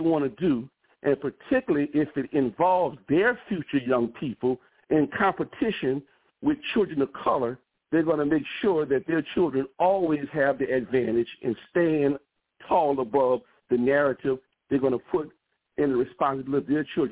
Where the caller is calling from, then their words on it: New Orleans, Louisiana, United States; I'm calling here from New Orleans